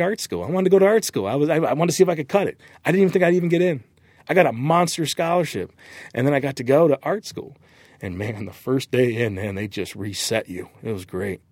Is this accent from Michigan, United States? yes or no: yes; Michigan, United States; moved away as an adult; also born or lived in Southern California; I'm from Michigan from Lake Michigan